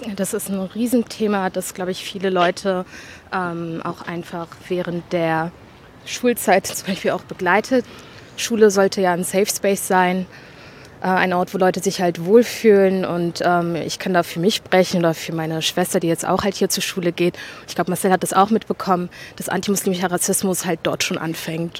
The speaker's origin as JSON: {"language": "German", "region": "Berlin", "country": "Germany", "tie": "born or raised there", "also_born_or_lived": "Gropiusstadt, Berlin", "said": "ich bin vorher in Britz aufgewachsen und ähm, bin dann, glaube ich, mit 13 hergezogen in der Gruppestadt"}